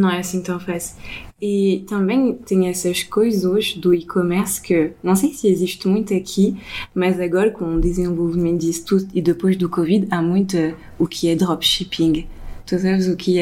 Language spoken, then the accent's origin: Portuguese; France; now in Portugal; eu cresci sempre na França, mas também um pouco aqui